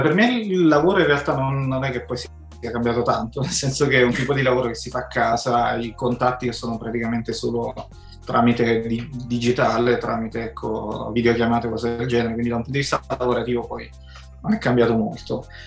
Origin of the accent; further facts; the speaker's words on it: province of Naples, Campania, Italy; io poi sono di provincia di Napoli, non Napoli centro